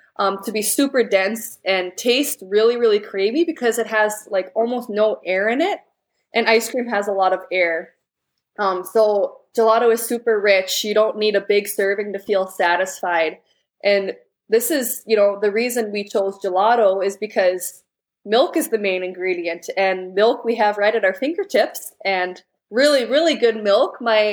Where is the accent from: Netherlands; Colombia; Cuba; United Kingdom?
Netherlands; English is a second language; So Gouda cheese, because we're from the Netherlands, and it's a typical Dutch cheese.